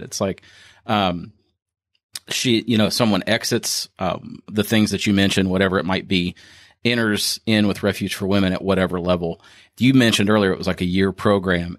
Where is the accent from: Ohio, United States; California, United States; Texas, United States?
Ohio, United States; now in Kentucky, United States; I'm actually from Ohio